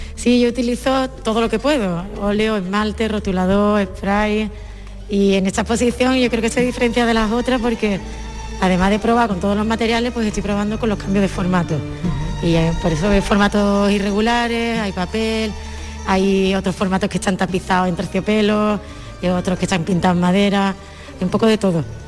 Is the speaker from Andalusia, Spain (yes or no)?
yes; Andalusia, Spain; muy de mi tierra, muy de Andalucía